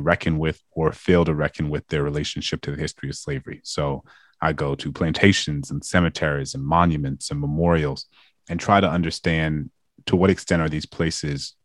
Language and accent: English; New Orleans, Louisiana, United States; my hometown and thinking about what it meant that I grew up in a majority Black city